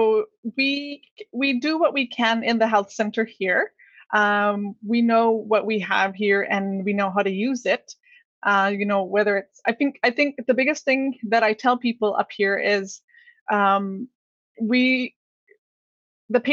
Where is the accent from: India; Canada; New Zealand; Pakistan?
Canada; Inuit community in the North; here in my hometown